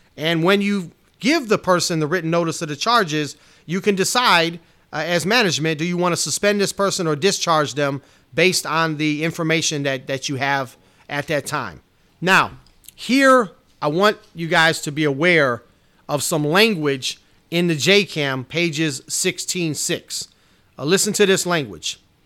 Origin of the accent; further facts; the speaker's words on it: Chicago, Illinois, United States; It's my hometown.